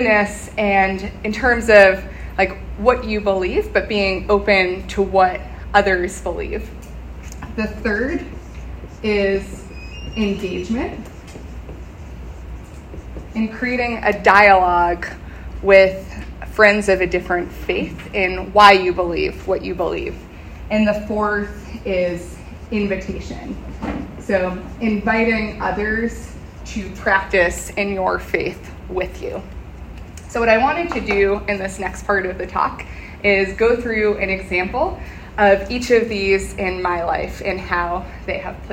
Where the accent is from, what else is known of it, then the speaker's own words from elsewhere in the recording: Northeast, United States; moved away; I'm from the Northeast, and there is a very high population of Jews who live in the North